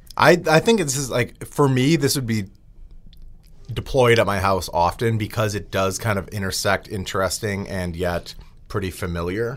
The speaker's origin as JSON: {"language": "English", "area": "outside of Milwaukee", "region": "Wisconsin", "country": "United States", "tie": "born or raised there", "said": "growing up outside of Milwaukee"}